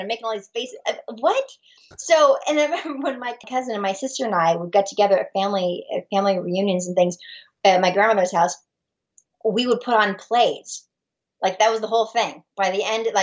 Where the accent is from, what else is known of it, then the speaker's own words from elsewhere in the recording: San Diego, California, United States; I'm from San Diego originally